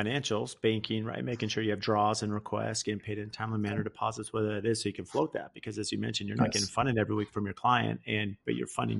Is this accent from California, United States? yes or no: yes; California, United States; I grew up in California.